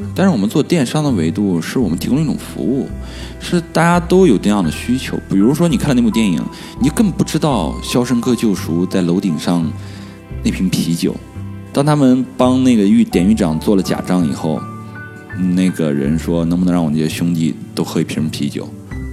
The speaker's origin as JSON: {"language": "Chinese", "country": "China", "said": "我就是中国的一个，呃，比较local的一个年轻人"}